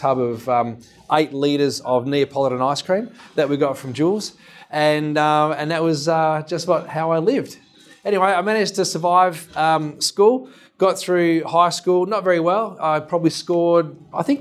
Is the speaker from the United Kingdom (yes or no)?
no; Dandenong, Victoria, Australia; also born or lived in Mount Gambier; Mum and Dad took me to Dandenong, which we thought might be better. And we grew up in Dandenong.